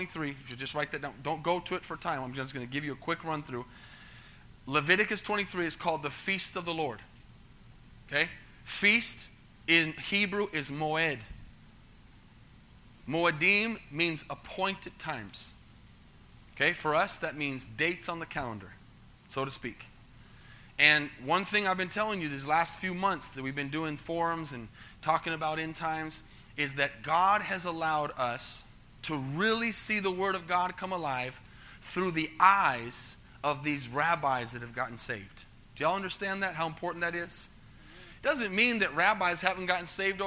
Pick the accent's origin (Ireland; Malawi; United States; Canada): United States; first language English; as an American that speaks English from here